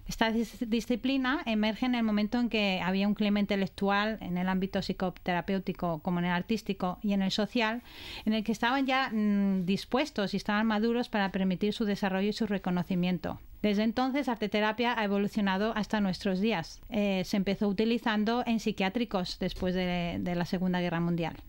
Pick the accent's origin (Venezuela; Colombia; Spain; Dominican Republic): Spain; also born or lived in Australia; now in Brisbane, Australia; soy española y australiana